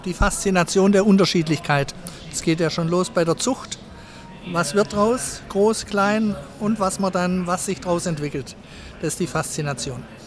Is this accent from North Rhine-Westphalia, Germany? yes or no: no; Sindelfingen, Baden-Württemberg, Germany; Ich bin aufgewachsen in Sindelfingen